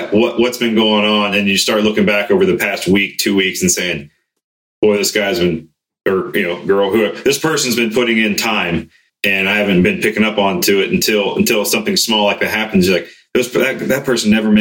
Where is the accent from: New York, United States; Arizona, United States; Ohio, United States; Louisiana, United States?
Ohio, United States; growing up in Ohio, I grew up hunting.